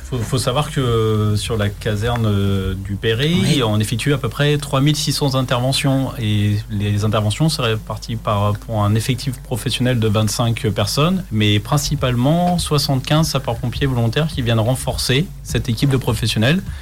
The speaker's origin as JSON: {"language": "French", "town": "Chartres", "region": "Centre-Val de Loire", "country": "France", "moved": "as an adult", "lives_now": "Le Perray-en-Yvelines, France", "said": "je ne suis pas originaire d'ici. Je suis de Chartres, en Eure-et-Loire"}